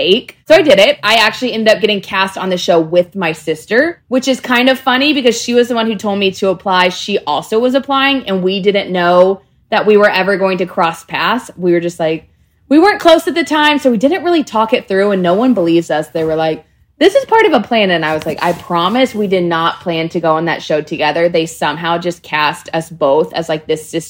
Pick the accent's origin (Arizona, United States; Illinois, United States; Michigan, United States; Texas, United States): Texas, United States; I was from Texas